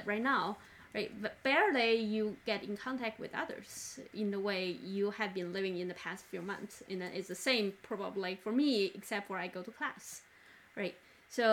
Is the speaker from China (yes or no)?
yes; China; now in United States; I grew up in China, and the environment I grew up was not as clean, so-called, as United States.